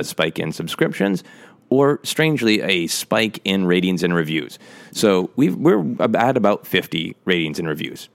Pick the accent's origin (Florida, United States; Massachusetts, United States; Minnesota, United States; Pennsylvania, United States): Minnesota, United States; moved away; I will be back in Minnesota, my home state